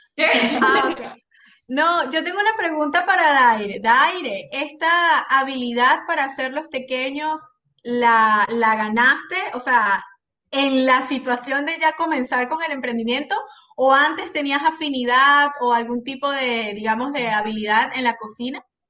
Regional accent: Venezuela; moved away; yo soy tan venezolana

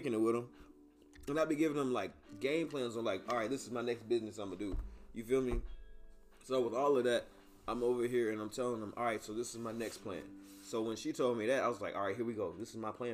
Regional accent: Oklahoma City, Oklahoma, United States; moved away; also born or lived in Mississippi; that's my home state, my hometown

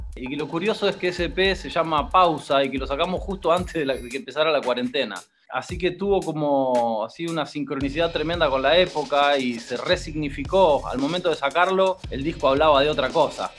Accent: Junín, Buenos Aires Province, Argentina; moved away; Nosotros somos de Junín, originales de Junín, pero bueno, estábamos viviendo en Buenos Aires

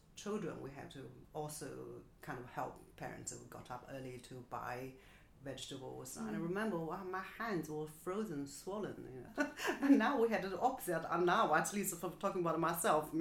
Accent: Nanjing, Jiangsu, China; English is a second language; now in Beijing, China; So I was born in Nanjing on the banks of Yangtze River. And I grew up in a residential compound which belonged to the factory my mother worked for all her life

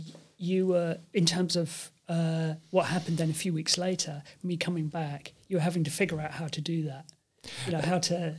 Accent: United Kingdom; And of course, being British, I'm now not an EU citizen, so suddenly I had to get one.

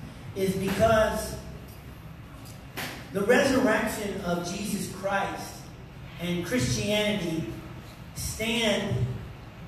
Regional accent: United States; I'm an American

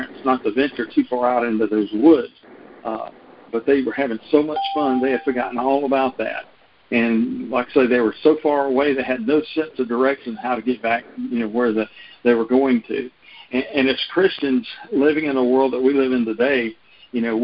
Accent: North Louisiana, United States; where I grew up in North Louisiana

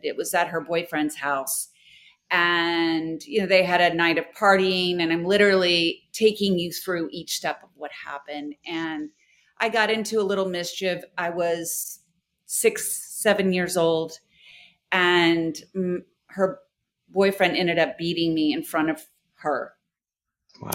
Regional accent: Houston, Texas, United States; I'm from Houston

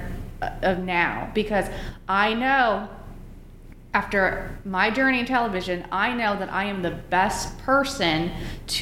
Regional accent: San Jose, California, United States; moved away as an adult; also born or lived in Los Angeles / Wisconsin; now in Kansas City, United States; I'm born and raised in San Jose

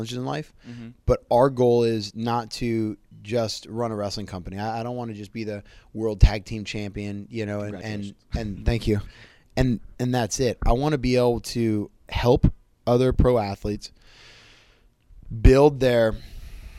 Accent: Cupertino, California, United States; I grew up in Cupertino, California, which is the home of Apple computers

